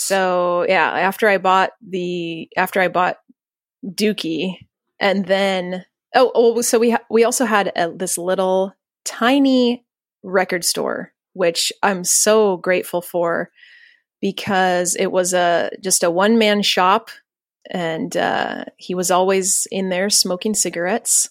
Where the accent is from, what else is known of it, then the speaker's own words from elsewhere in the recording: Los Banos, California, United States; I grew up in Central California in a town called Los Banos, which is really right in the middle of nowhere.